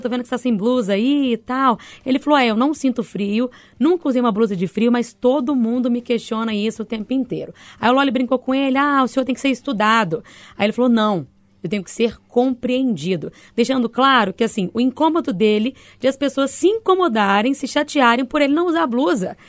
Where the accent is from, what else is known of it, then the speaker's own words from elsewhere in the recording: Bahia, Brazil; moved away; Cresci na Bahia, 40 graus diários